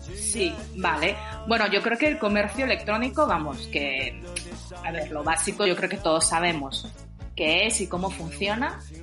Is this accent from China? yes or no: yes; China; moved away; yo nací en China, pero ya llevo mucho tiempo fuera del país